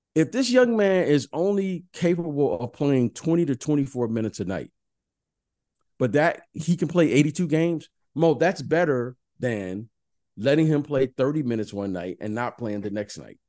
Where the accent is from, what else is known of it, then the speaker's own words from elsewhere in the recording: Detroit, Michigan, United States; I'm from Detroit